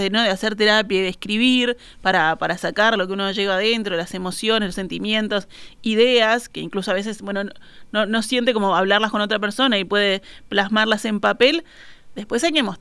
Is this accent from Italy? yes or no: no; Salto, Uruguay; soy de Salto.